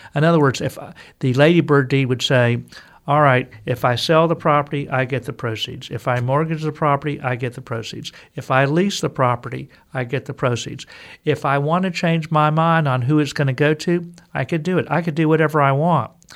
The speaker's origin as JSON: {"language": "English", "region": "Texas", "country": "United States", "tie": "born or raised there", "said": "I'm a Texan, native Texan"}